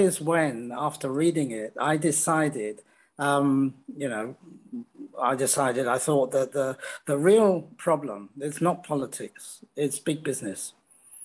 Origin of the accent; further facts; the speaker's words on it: United Kingdom; also born or lived in France / Netherlands / New Zealand / Canada; now in China; in Britain, you know, we have a different idea of liberty